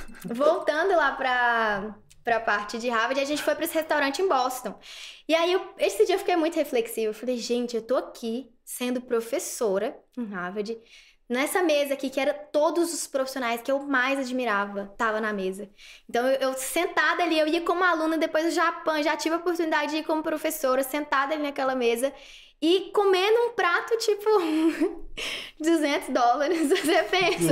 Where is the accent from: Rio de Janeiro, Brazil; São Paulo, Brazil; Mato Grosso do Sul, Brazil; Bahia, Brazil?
Bahia, Brazil; interior of; moved away as an adult; also born or lived in Recife / Brasília / Goiânia; morei a vida toda em Vanderlei, né? Nasci lá